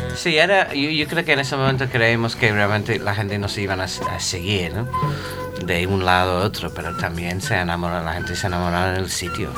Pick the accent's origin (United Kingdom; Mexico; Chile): United Kingdom; England; Spanish is a second language; now in Madrid, Spain; como era inglés